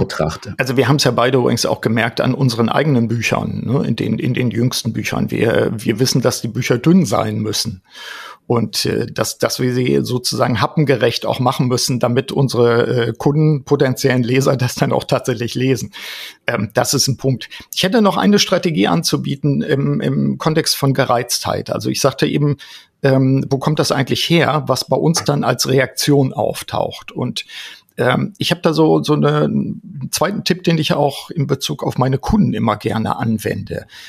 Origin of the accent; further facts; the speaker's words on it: Osnabrück, Lower Saxony, Germany; in Osnabrück hier in meiner Heimat